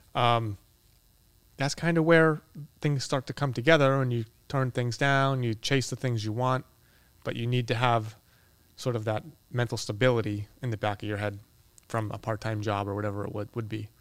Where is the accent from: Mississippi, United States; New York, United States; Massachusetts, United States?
Massachusetts, United States; Boston; now in Los Angeles, United States; I'm from Boston